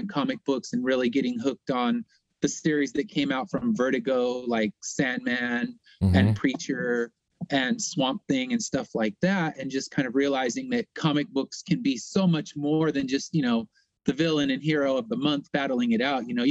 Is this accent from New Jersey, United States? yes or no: no; Inland Empire, Southern California, United States; I'm from Southern California in the Inland Empire